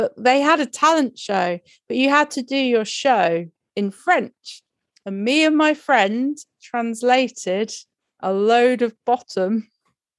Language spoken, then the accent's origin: English; near Butlins, England, United Kingdom; I grew up near Butlins